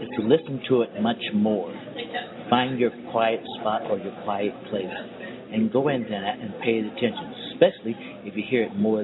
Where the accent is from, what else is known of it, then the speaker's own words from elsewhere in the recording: Sacramento, California, United States; I'm from Sacramento